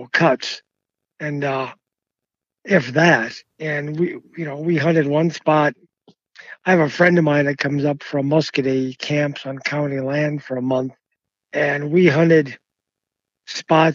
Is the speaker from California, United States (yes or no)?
no; Massachusetts, United States; moved away; also born or lived in Maine; I grew up in Massachusetts at first, had dogs all my life